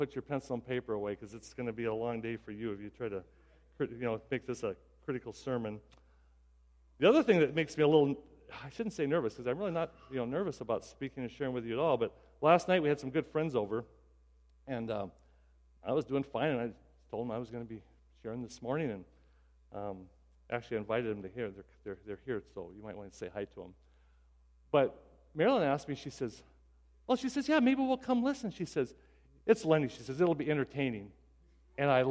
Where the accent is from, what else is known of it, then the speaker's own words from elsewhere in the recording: Pierre, South Dakota, United States; I grew up in South Dakota and around Pierre